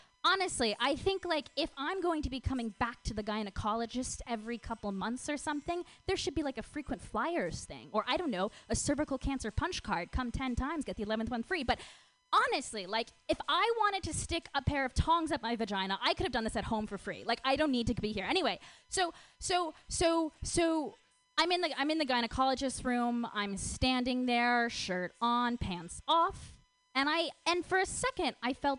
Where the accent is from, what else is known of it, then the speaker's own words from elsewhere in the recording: Minnesota, United States; moved away; I'm actually from Minnesota. I'm from the suburbs of Minnesota.